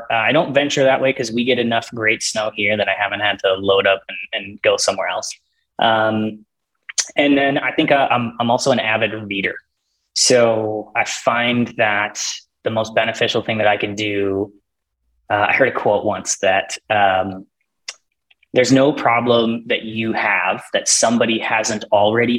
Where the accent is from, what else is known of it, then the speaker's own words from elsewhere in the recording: just north of the Twin Cities, Minnesota, United States; now in Duluth, United States; I grew up just north of the Twin Cities